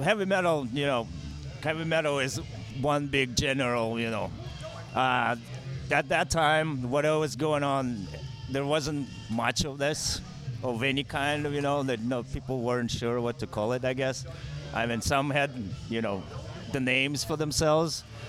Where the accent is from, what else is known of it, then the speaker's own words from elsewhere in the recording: Russia; Mother Russia.